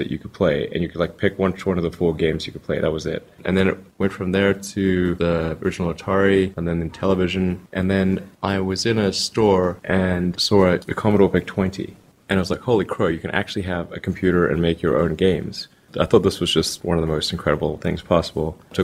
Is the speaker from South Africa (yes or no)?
yes; South Africa; now in United States; I grew up in South Africa, honestly, seeing a lot of the same TV and movies